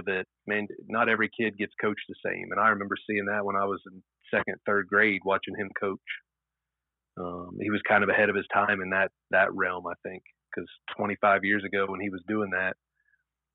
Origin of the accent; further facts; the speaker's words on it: Athens, Ohio, United States; I grew up in Athens, Ohio, and no one in my family had been to college.